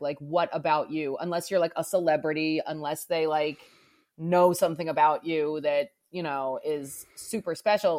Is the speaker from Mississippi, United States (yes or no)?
no; outside of Philadelphia, Pennsylvania, United States; now in New Orleans, United States; I grew up outside of Philadelphia